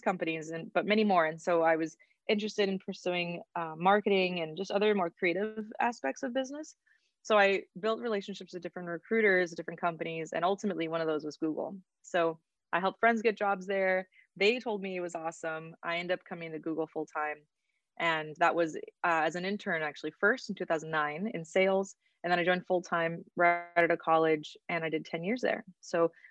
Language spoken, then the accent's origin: English; Oxnard, California, United States; I'm from Oxnard, California. My family is from Mexico. Both my parents' families are originally from there. And I grew up in a city that feels like a small town